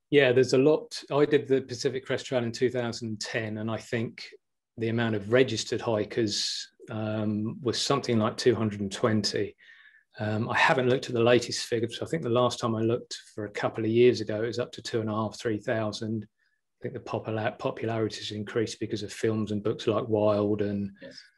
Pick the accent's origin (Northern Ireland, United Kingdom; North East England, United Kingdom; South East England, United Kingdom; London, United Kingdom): South East England, United Kingdom; Billingshurst; I'm originally from a little village called Billingshurst, which is near Horsham in West Sussex. Uh, I grew up around the South Downs in Sussex.